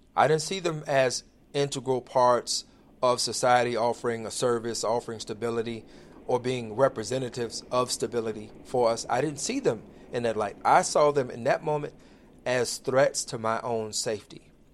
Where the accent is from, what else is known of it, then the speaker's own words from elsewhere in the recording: Inglewood, United States; I grew up in the inner city. I grew up in Inglewood